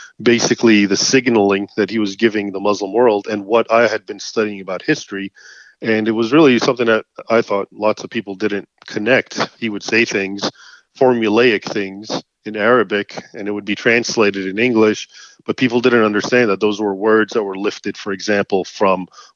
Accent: United States; I was born here in the United States, but my parents both were born and raised, of course, in Egypt

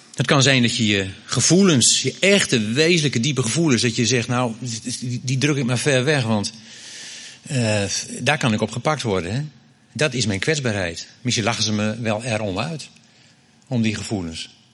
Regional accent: Groningen, Netherlands; ik kom uit Groningen

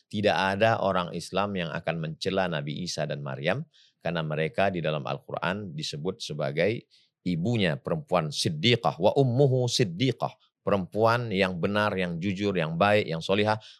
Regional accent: Pekanbaru, Riau, Indonesia; Kampung saya itu Pekanbaru.

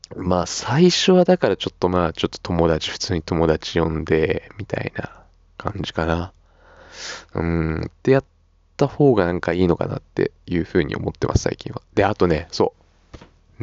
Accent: Chiba, Japan; now in Suita, Japan; 俺の地元は時計だ。よ、わかるかこの名前。よ。千葉、千葉だぜ。ああ外房線。

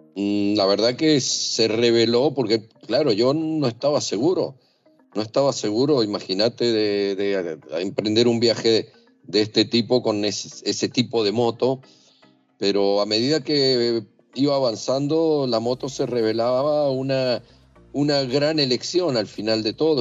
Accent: Mendoza, Argentina; moved away as an adult; Soy de Mendoza, eh, Argentina

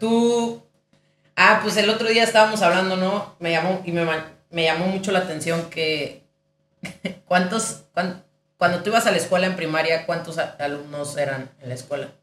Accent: Ciudad Obregón, Sonora, Mexico; moved away as an adult; also born or lived in León; yo soy de Obregón, es una ciudad muy pequeña

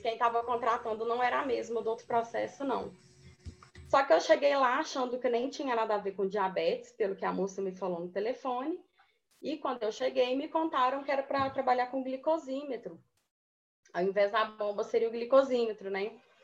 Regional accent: Moema, Minas Gerais, Brazil; moved away as an adult; now in Belo Horizonte, Brazil; de Moema, que é uma cidade bem pequenininha, é de onde eu sou.

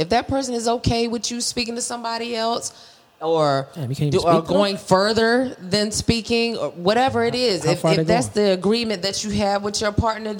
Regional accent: Valdosta, Georgia, United States; I came from Valdosta, Georgia. That's where my grandmother, her roots are. And so every summer, every holiday, like Christmas and Easter break and stuff, we were in Valdosta.

